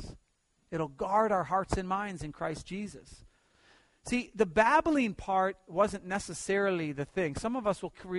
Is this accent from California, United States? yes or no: yes; Pasadena, California, United States; also born or lived in New Jersey; When I grew up, we lived in Pasadena. I moved from New Jersey to Pasadena